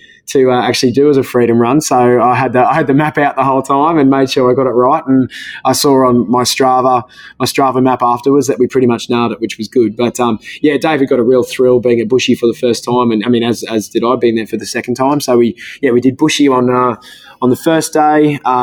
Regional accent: Queensland, Australia; Obviously, being a Queenslander, I do most of my running in singlets.

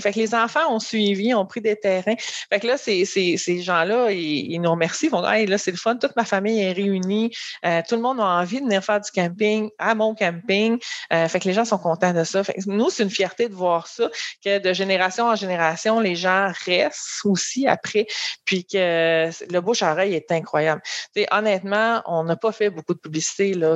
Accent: Haut-Richelieu, Montérégie, Quebec, Canada; moved away as an adult; je viens de la Montérégie, là, mais j'étais plus euh, dans le Haut-Richelieu.

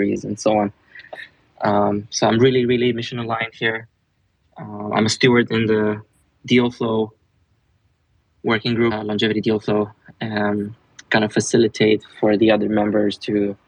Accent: Romania; I'm from Romania

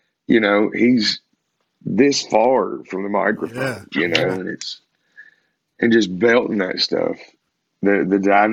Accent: Kentucky, United States; we told him Kentucky

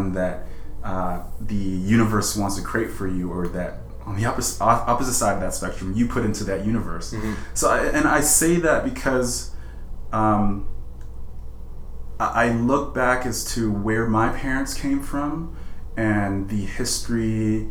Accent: Edmonton, Alberta, Canada; also born or lived in Sierra Leone; I have been given the opportunity to grow up in a place like Canada

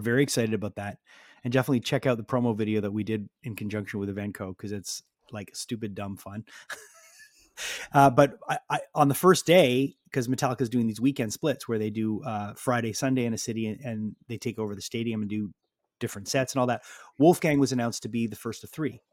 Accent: Montreal, Quebec, Canada; we're from Montreal

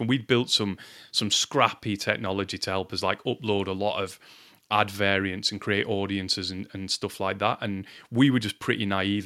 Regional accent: Lancashire, North West England, United Kingdom; I'm from Lancashire in England.

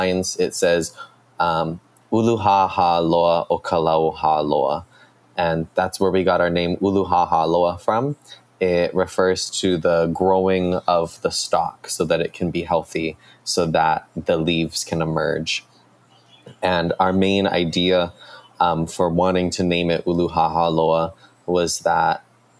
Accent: Kaneohe, Hawaii, United States; now in Hilo, United States; I am from Kaneohe, but currently living in Hilo, Hawaii.

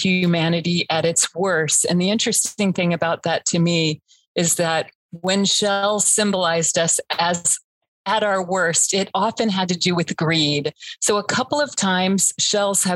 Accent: Florida, United States; I grew up in Florida

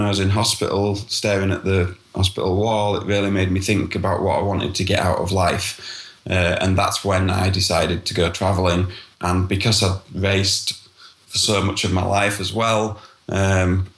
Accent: Yorkshire and the Humber, United Kingdom; I'm from Yorkshire, North Yorkshire in the United Kingdom, in England

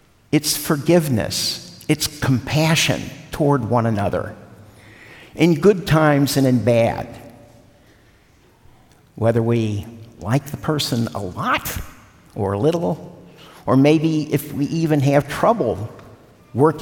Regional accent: Cincinnati, Ohio, United States; moved away; Cincinnati, my hometown

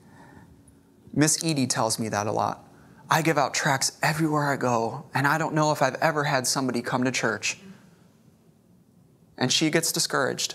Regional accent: Chicago, Illinois, United States; now in Corpus Christi, United States; I grew up in Chicago.

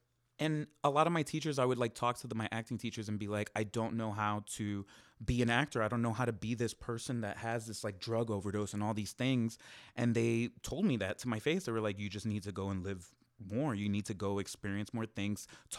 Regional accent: Miami, Florida, United States; now in Los Angeles, United States; In Miami.

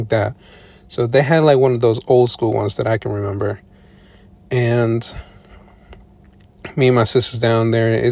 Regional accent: Long Island, New York, United States; I was born and raised in New York, specifically Long Island, New York

